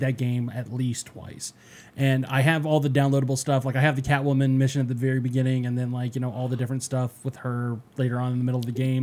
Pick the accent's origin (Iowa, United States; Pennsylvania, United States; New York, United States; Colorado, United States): Colorado, United States; Denver; born or raised there; moved away